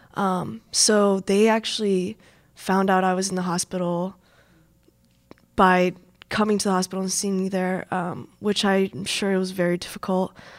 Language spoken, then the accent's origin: English; San Jose, California, United States; moved away as an adult; now in Minnesota, United States; I grew up in San Jose